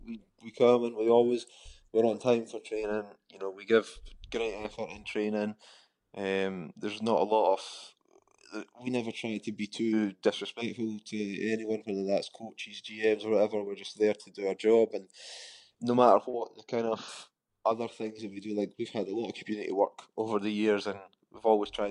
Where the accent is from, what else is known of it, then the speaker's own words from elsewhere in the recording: Scotland, United Kingdom; you're a Scottish player